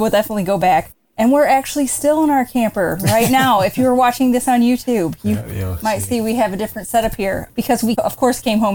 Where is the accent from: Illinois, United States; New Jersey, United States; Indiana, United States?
Indiana, United States; northern; We are from northern Indiana, complete flatlanders